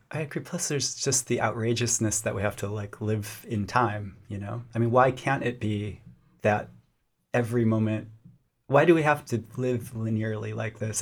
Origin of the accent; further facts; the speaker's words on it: Lubbock, Texas, United States; I grew up in Lubbock, Texas